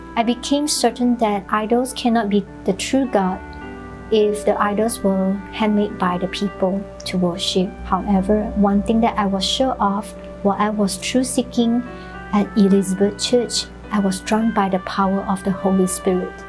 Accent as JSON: {"language": "English", "country": "Malaysia", "tie": "born or raised there", "also_born_or_lived": "Arkansas, United States", "moved": "as an adult", "lives_now": "Austin, United States", "said": "I am originally from Malaysia. I came here to study"}